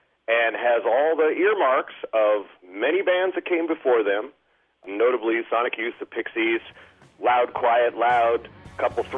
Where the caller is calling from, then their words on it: Ben Lomond, California, United States; I'm calling from Ben Lomond, California.